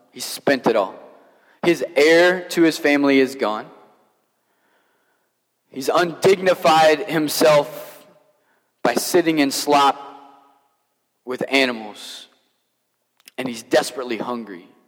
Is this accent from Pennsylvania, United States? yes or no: no; Kentucky, United States; I, as I mentioned, I grew up in Kentucky, so most preachers in Kentucky preach the prodigal son as if like this man owned a farm.